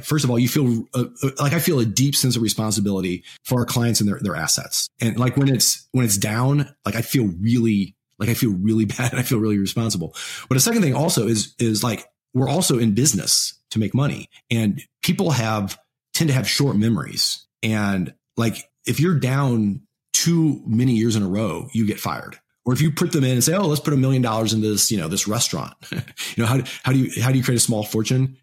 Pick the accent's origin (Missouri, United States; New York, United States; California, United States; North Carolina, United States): Missouri, United States; we're from Missouri, you know Midwest. It was Midwest value